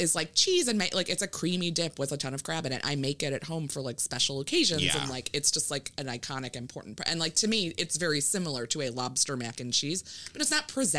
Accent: Maryland, United States; because I grew up in Maryland

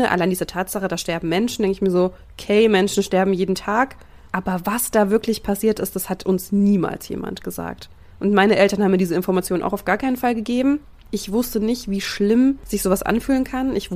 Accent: Thuringia, Germany; wir kommen aus Thüringen ja.

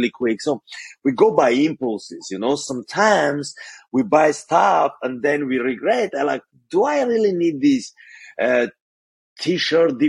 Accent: Armenia; first language Armenian; English is a second language; moved away as an adult; now in United States; Growing up, I'm from Armenia, which is post-Soviet country

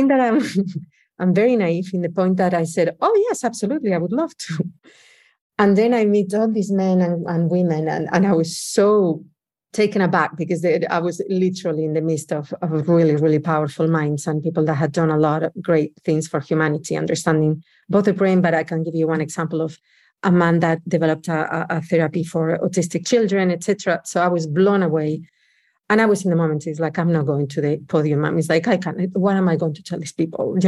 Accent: Oviedo, Asturias, Spain; English is a second language; moved away as an adult; also born or lived in New York City; I'm originally from Spain, from a little town in the north of Spain called Oviedo. It's part of Asturias. And I lived there all my life until I was 24.

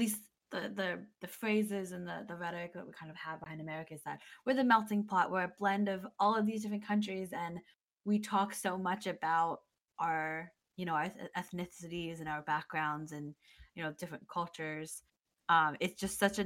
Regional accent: United States; as an American person

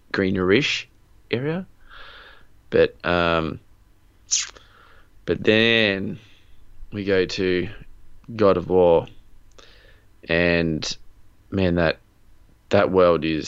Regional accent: Australia; we are Australian

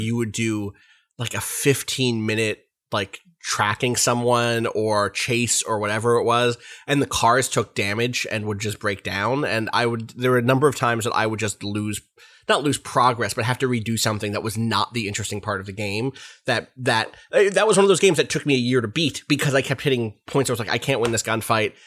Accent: United States; me as an American

